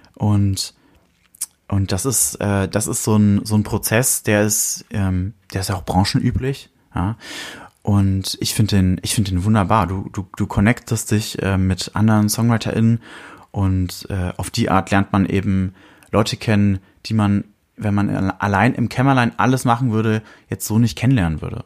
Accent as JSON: {"language": "German", "town": "Fürth", "region": "Bavaria", "country": "Germany", "tie": "born or raised there", "said": "in meiner Heimatstadt"}